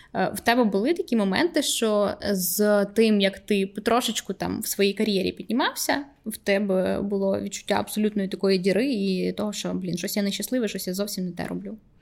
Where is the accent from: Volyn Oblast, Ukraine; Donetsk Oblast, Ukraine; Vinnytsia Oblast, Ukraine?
Vinnytsia Oblast, Ukraine; Vinnytsia; moved away; приїжджаємо там, до Вінниці, до мого рідного міста